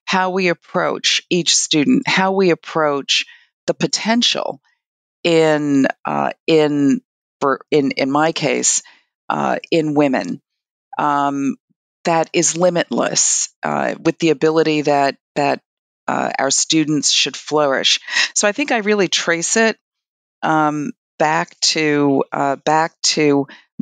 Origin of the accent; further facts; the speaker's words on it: New York City, New York, United States; I'm from Brooklyn, New York